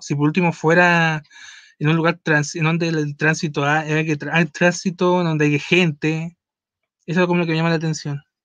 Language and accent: Spanish; Mexico; hay en México, que hay en mi país